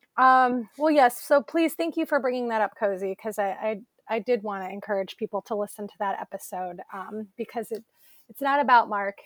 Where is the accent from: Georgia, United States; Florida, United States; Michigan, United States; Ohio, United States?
Ohio, United States; Elyria; my hometown, Elyria, Ohio